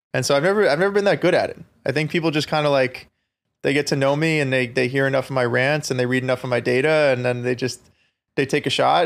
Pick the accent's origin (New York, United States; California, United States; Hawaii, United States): New York, United States; Long Island; I grew up on Long Island